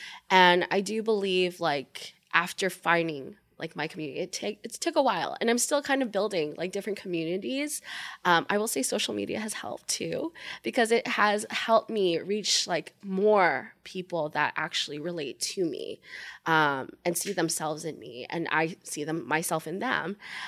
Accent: Japan; also born or lived in Philippines; I grew up in Japan. I was born in the Philippines.

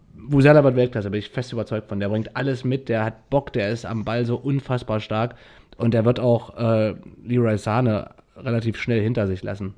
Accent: Wernigerode, Saxony-Anhalt, Germany; bei meinem Heimatort Wernigerode

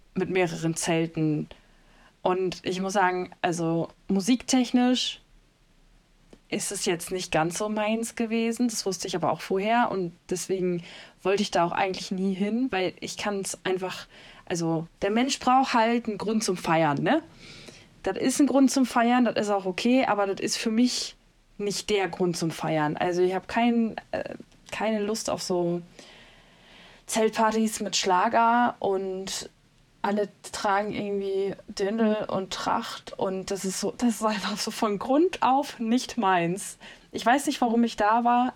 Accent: North Rhine-Westphalia, Germany; Ich komme aus NRW

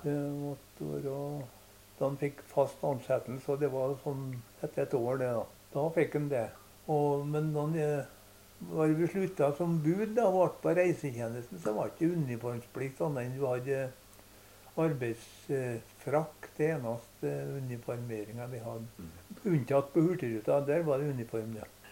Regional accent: Støren, Trøndelag, Norway; Jeg kom fra Støren

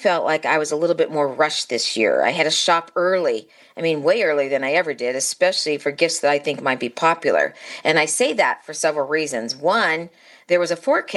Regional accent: Midwest, United States; we're also from the Midwest

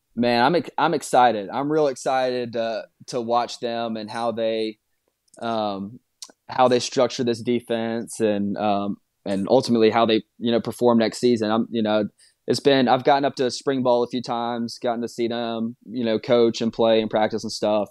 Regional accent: Birmingham, Alabama, United States; moved away as an adult; I'm from Birmingham. Dad played at Alabama.

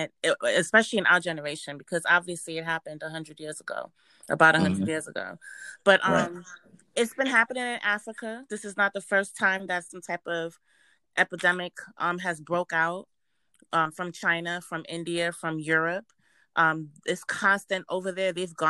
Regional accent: Jamaica; born there; My background is Caribbean. I was born in Jamaica. I was raised up here, but we went back and forth to Jamaica to visit our grandparents.

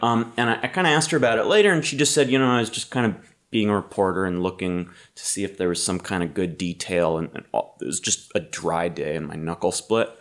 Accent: Massachusetts, United States; I'm from Massachusetts

